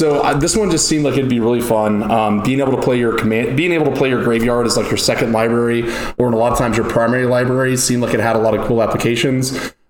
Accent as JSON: {"language": "English", "town": "Tulsa", "region": "Oklahoma", "country": "United States", "said": "I'm from Tulsa, Oklahoma."}